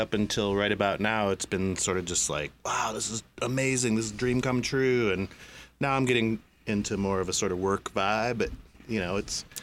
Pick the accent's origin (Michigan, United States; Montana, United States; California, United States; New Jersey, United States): Michigan, United States; Ann Arbor; I was born in Ann Arbor. Lived there my whole life. I've never moved away.